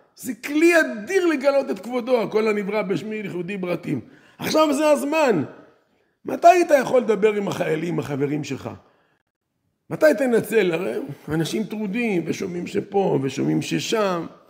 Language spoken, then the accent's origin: Hebrew; Netanya, Central District, Israel; אני גדלתי בעיר נתניה